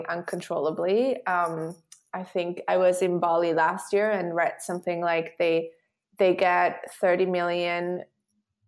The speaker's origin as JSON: {"language": "English", "country": "Switzerland", "said": "I'm from Switzerland"}